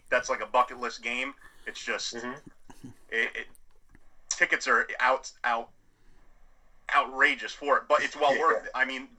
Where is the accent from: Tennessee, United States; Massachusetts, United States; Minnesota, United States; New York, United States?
New York, United States; Orange County; We are we're actually from Orange County, New York, and mm-hmm. I work right outside the gates of West Point.